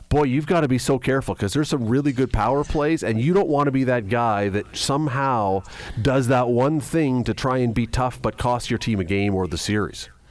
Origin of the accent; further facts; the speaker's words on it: Canada; we're Canadian and most of us have skated